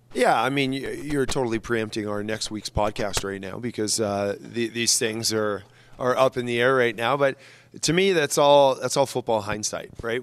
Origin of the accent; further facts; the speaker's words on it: Canada; as a Canadian